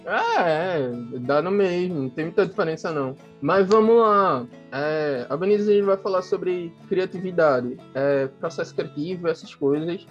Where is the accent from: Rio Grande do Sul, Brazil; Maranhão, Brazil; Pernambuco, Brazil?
Pernambuco, Brazil; Recife; moved away; also born or lived in Olinda / João Pessoa; eu sou de Recife, Olinda. É muito difícil você separar os dois, porque eu morava em Recife e vivia.